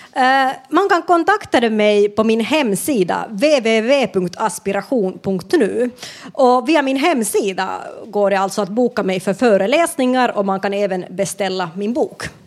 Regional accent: Finland; moved away as an adult; now in Sweden; jag kommer från Finland och flyttade till Sverige i vuxen ålder

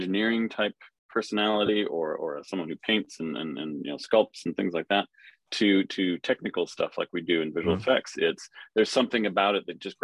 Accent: Cold Spring, Minnesota, United States; now in London, United Kingdom; I grew up in a tiny little town in central Minnesota in the US called Cold Spring.

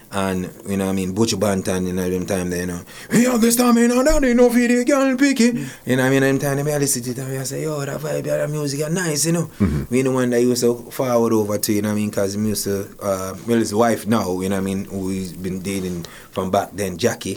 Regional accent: Portmore, Saint Catherine, Jamaica; now in Toronto, Canada; I grew up in Waterford.

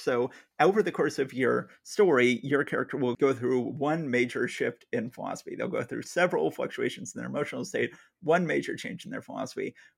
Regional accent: Atlanta, Georgia, United States; moved away; I was born and raised in Atlanta, Georgia

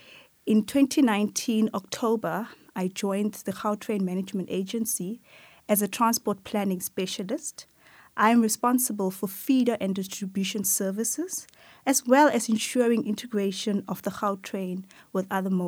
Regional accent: Atteridgeville, Gauteng, South Africa; I was born and raised in Atteridgeville. It is in the west of Pretoria.

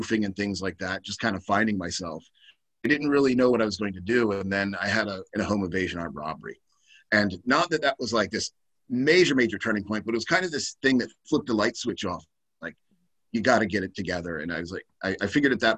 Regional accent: Baltimore, Maryland, United States; I'm originally from Baltimore, which is like East Coast, very working class town

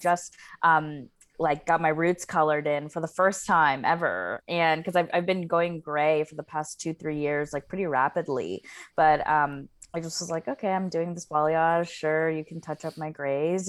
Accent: the South, United States; I grew up in the South

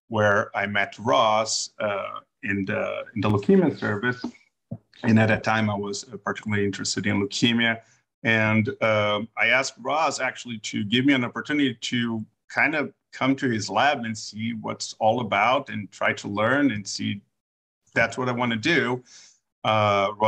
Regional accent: Brazil; moved away as an adult; also born or lived in New York, United States; now in United States; I am from Brazil originally. I went to med school there. I did my internal medicine residency there.

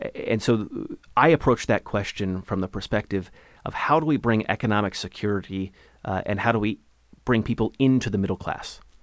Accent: Ellensburg, Washington, United States; now in Issaquah, United States; I was born and raised in Ellensburg, Washington.

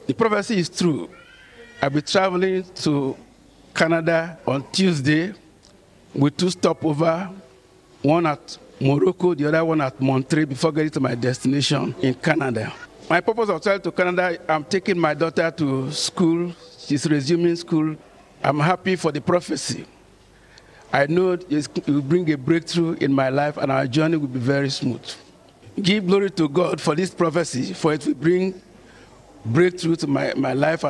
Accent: Warri, Delta, Nigeria; I'm from Warri in Delta State, Nigeria.

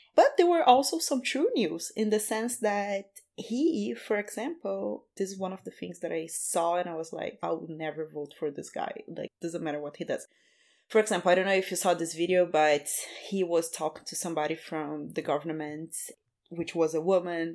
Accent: Rio de Janeiro, Brazil; moved away as an adult; I'm from Rio

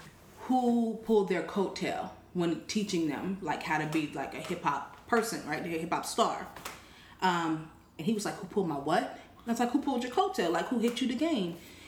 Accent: West Coast, United States; accent: West Coast; So we were talking, and he knew where I was from, and my slang was still, like, my accent was still very apparent. I sounded very West Coast.

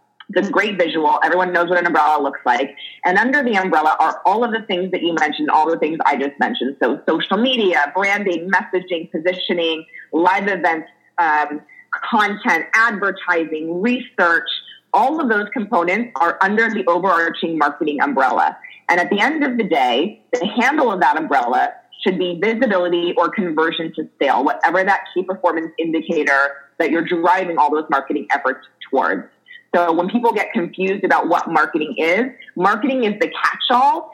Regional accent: Los Angeles, California, United States; also born or lived in New Jersey / San Francisco; I am an LA native, so I'm actually … from Laurel Canyon.

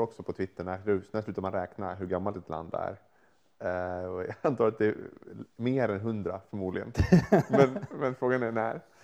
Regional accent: Sweden; moved away; som svensk

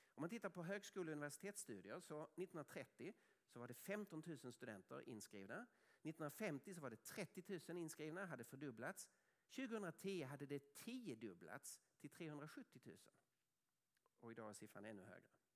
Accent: Sweden

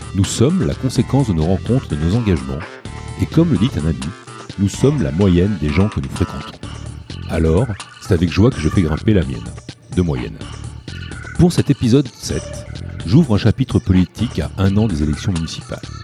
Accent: Chartres, Centre-Val de Loire, France; on habitait à Chartres

